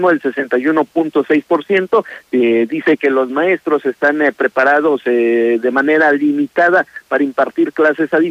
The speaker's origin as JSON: {"language": "Spanish", "country": "Mexico", "said": "somos mexicanos"}